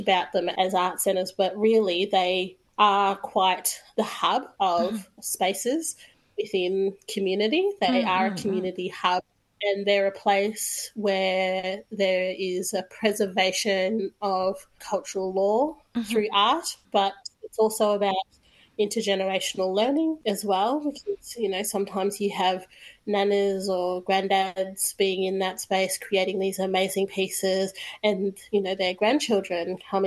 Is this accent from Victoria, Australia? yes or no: yes; Bendigo, Victoria, Australia; moved away; I'm originally from Bendigo